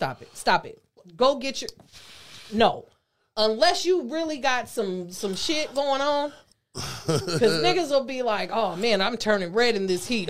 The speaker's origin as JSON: {"language": "English", "country": "Nigeria", "said": "Yeah, okay, but I'm hella Nigerian, too. I'm hella Nigerian."}